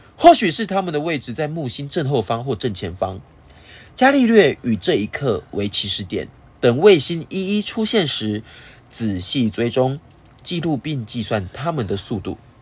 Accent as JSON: {"language": "Chinese", "country": "Taiwan", "said": "我们台湾人会拜拜嗯。我们会遵循农历初一十五要拜拜这件事情一样"}